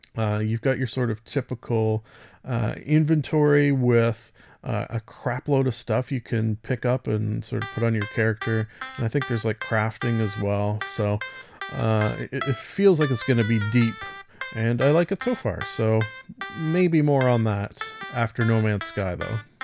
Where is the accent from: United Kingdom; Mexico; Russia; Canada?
Canada; I'm Canadian